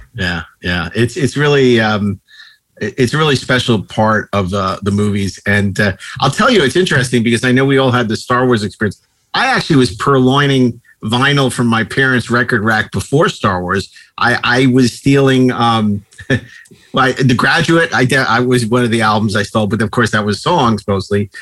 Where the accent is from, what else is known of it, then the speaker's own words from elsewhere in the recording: New York, United States; growing up in New York